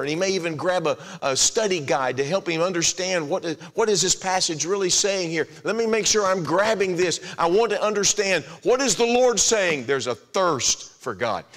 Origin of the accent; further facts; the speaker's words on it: Texas, United States; moved away as an adult; also born or lived in Florida / Arizona / Kansas City, Missouri / Indiana; I grew up in Texas. Lynn and I call Texas home now